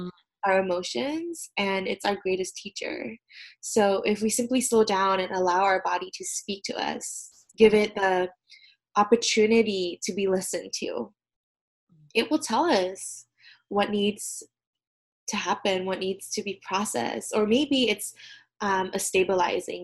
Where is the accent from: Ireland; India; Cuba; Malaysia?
Malaysia; moved away as an adult; now in United States; I'm originally from Malaysia